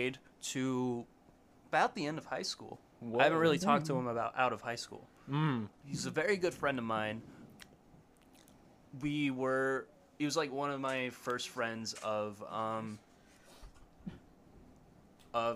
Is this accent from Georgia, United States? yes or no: no; Central Florida, United States; I went there for 8th grade